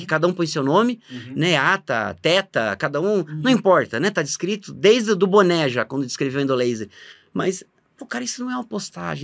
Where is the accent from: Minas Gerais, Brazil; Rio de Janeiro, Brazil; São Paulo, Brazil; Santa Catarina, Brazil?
Santa Catarina, Brazil; Blumenau; Eu sou de Blumenau, Santa Catarina, fiz a minha faculdade lá, morando com os pais